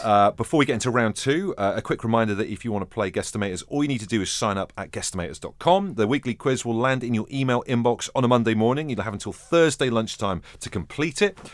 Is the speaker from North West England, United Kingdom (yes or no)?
yes; Merseyside, North West England, United Kingdom; I am from Merseyside